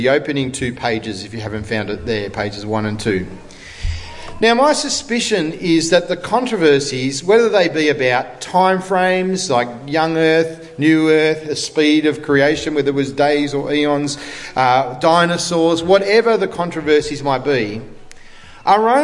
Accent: Australia; I'm an Australian because my parents decided to emigrate from England, right, in the 60s, and I was born here

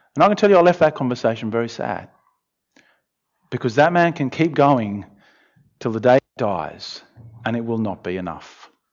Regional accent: Australia; I'm Australian

